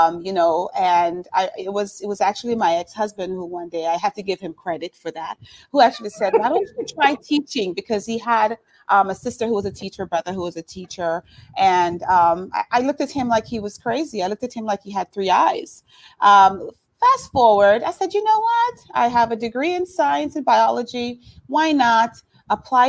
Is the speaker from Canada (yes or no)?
no; Jamaica; moved away as an adult; now in Miami, United States; I'm Jamaican. I came here about 25 years ago. I actually came here to go to school, to go to college. I did high school and junior college in Jamaica and came to Miami